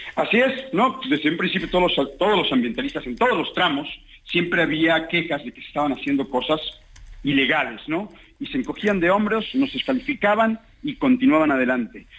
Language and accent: Spanish; Quintana Roo, Mexico; somos los habitantes de Quintana Roo